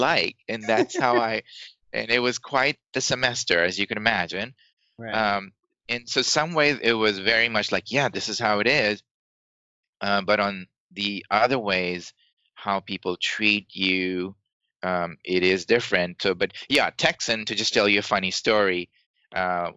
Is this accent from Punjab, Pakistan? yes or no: no; Karachi, Sindh, Pakistan; moved away as an adult; also born or lived in New York / Texas; now in United States; I grew up in Pakistan, and it was the farthest I'd ever traveled, may have been like India. And that culture is not hugely different from my culture in Karachi, Pakistan.